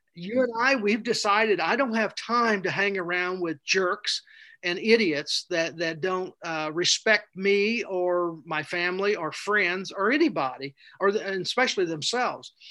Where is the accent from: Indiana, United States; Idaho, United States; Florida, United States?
Indiana, United States; Plainville; I grew up in Plainville, Indiana, a little bitty town, Plainville in Daviess County